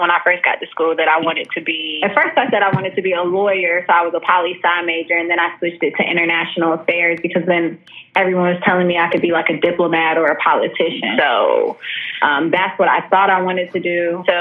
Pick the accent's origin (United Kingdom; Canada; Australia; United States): United States; Louisville, Kentucky; moved away as an adult; now in Atlanta, United States; I am from Louisville, Kentucky.